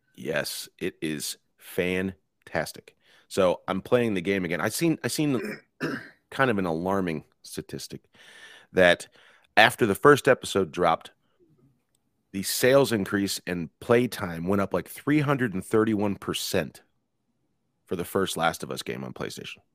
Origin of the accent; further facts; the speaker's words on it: United States; as American citizens